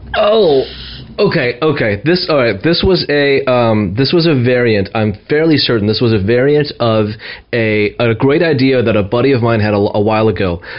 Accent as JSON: {"language": "English", "region": "New York", "country": "United States", "tie": "born or raised there", "moved": "as an adult", "lives_now": "Bay Area, United States", "said": "calling in from the great state of New York, my home state"}